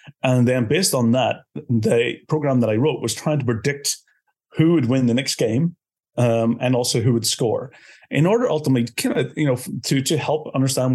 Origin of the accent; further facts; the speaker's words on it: Belfast, Northern Ireland, United Kingdom; moved away as an adult; now in Estonia; I'm originally from Belfast, from Northern Ireland, but I've been based in Estonia for the last 20 years.